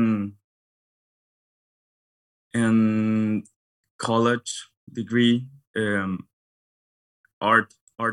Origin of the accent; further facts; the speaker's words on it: Guadalajara, Jalisco, Mexico; moved away; also born or lived in Los Angeles, United States; I was born in this city called Guadalajara. It is in the Mexican Western.